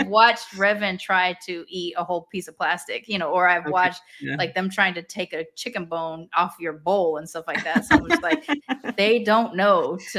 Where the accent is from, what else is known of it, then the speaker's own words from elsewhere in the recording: India; You're like, well, I'm Indian though.